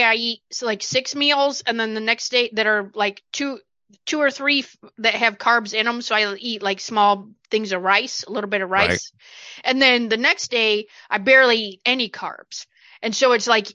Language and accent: English; Johnson City, United States; I'm from Johnson City